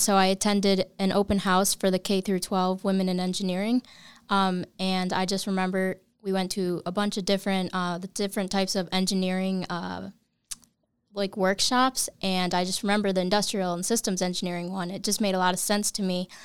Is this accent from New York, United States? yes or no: yes; Bainbridge, New York, United States; I'm a local. I'm from Bainbridge, New